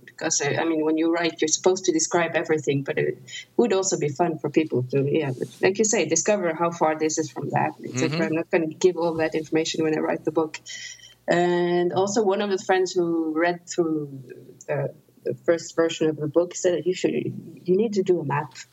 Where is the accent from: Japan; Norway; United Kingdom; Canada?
Norway; English is a second language; moved away as an adult; now in Toulouse, France; I'm from Norway.